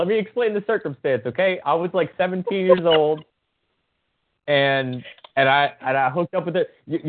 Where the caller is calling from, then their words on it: New York, United States; Hey, I'm calling from New York State.